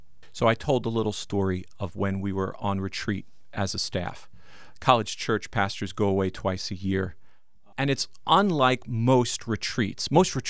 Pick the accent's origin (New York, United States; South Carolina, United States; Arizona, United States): New York, United States; moved away; I'm from New York.